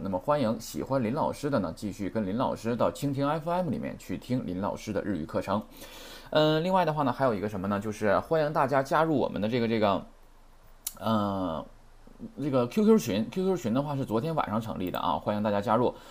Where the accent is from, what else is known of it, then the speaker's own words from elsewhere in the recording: China; 我们中国人